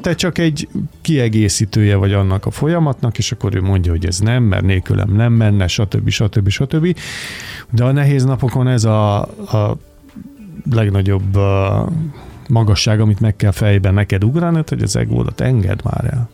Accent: Budapest, Hungary; moved away as an adult; now in Mór, Hungary; aki kőbányán születtem

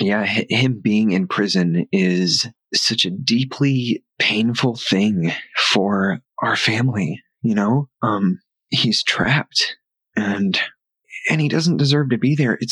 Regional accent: Arkansas, United States; now in Los Angeles, United States; We grew up in Arkansas

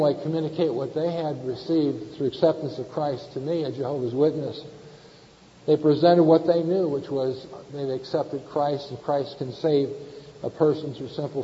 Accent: northern San Diego County, California, United States; also born or lived in Palms, Culver City, California; we moved from the Palms, Culver City area. We moved down to northern San Diego County. I attended junior high school and high school

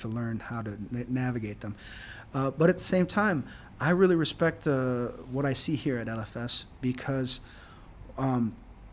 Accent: United States; now in Singapore; as an American

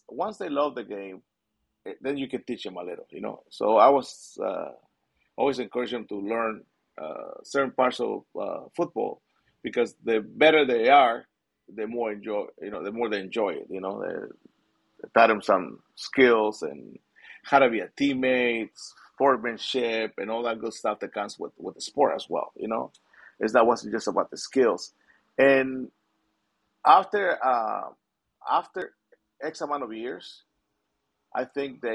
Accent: Mexico City, Mexico; now in Southern California, United States; I came from Mexico City.

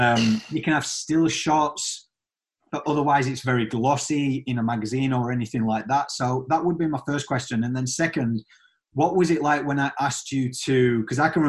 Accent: United Kingdom; I'm British and I grew up watching

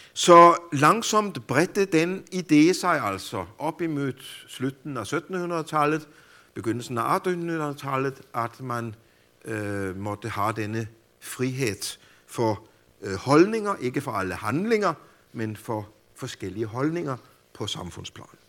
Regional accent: Denmark; hjemme i Danmark

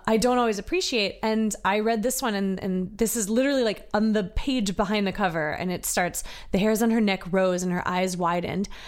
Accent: Virginia, United States; born and raised in Virginia

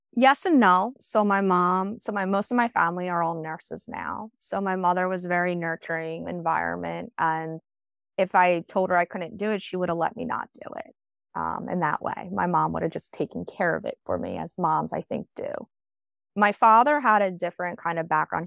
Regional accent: New Jersey, United States; I stayed pretty much fifteen minutes local to where I grew up

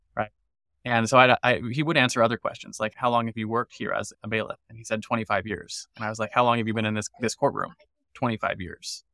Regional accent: United States; As an American

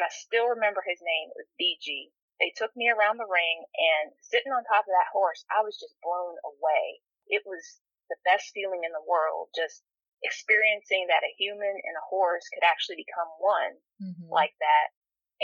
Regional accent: Northern Virginia, United States; moved away as an adult; now in Alabama, United States; I grew up in the Northern Virginia area the majority of my life.

